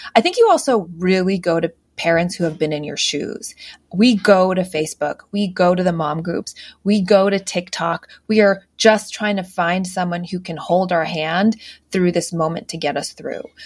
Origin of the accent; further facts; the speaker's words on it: United States; I grew up outside just outside Washington D.C.